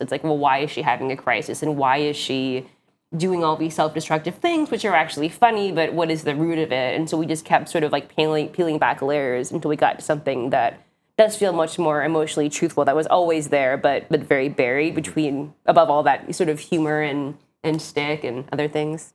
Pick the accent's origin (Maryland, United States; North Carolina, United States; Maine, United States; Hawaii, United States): Hawaii, United States; now in New York, United States; I'm from Hawaii, but live in New York